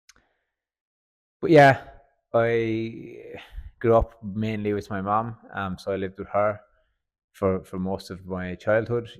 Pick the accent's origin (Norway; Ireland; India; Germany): Ireland; Fermoy, Munster; moved away as an adult; now in Australia; I'm from a place called Fermoy in Cork in the south of Ireland. And yeah, my hometown